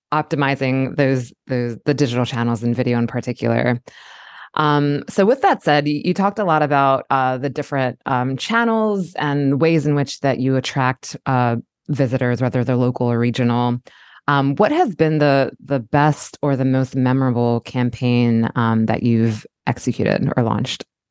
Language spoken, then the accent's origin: English; Baltimore, Maryland, United States; as a native of Baltimore, I was born in Baltimore County and now live in Baltimore City